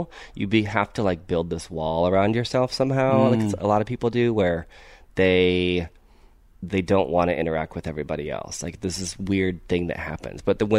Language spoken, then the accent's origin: English; Ohio, United States; now in Los Angeles, United States; I actually grew up in the Midwest. I grew up in Ohio.